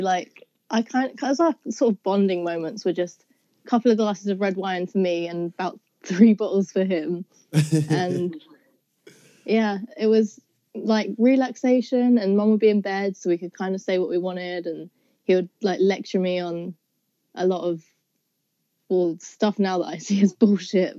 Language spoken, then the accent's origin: English; South East England, United Kingdom; I'm from Southeast England kind of near London, but not near enough to say that I'm actually from London